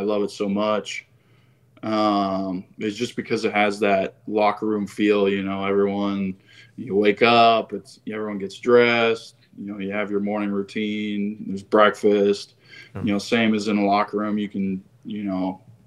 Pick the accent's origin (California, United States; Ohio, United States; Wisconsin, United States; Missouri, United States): Ohio, United States; moved away as an adult; also born or lived in West Virginia; now in San Jose, United States; I'm from Ohio